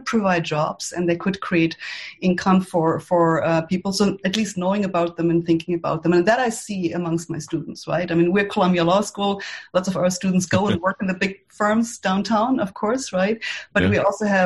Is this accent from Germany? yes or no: yes; Germany; now in United States; I'm from Germany